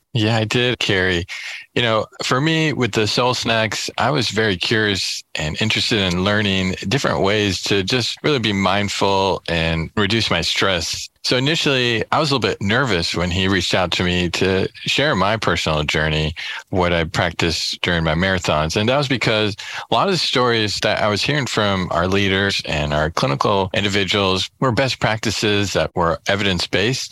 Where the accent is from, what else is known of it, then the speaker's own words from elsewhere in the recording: Kansas City, United States; now in California, United States; I'm from Kansas City